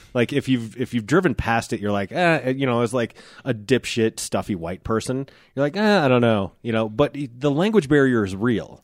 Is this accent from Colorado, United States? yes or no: yes; Genesee, Colorado, United States; I grew up here, so, like, I grew up in Genesee